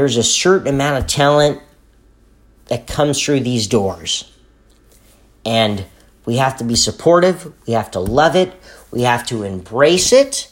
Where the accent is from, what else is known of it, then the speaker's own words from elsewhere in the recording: Los Angeles, California, United States; Right down here. In my hometown.